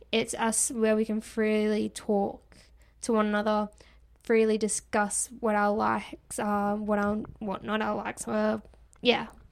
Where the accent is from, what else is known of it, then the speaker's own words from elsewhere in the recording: Australia; I'm Australian. I understand that us Australians do pronounce words differently to the rest of the world